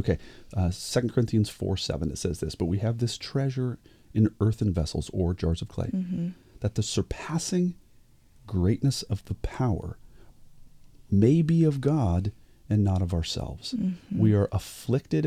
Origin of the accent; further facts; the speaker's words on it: United States; we as American Christians